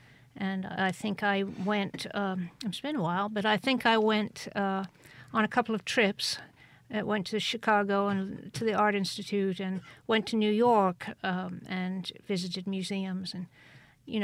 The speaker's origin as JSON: {"language": "English", "town": "Cheltenham", "region": "South West England", "country": "United Kingdom", "tie": "born there", "said": "Yeah, in Gloucestershire, which is about 100 miles due west of London, close to Wales. And I went to art school in England."}